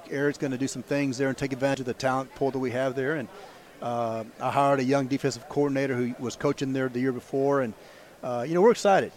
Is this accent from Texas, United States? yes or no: yes; Alice, Texas, United States; moved away as an adult; also born or lived in Mathis, Texas / Beeville, Texas; went back to my hometown in Alice.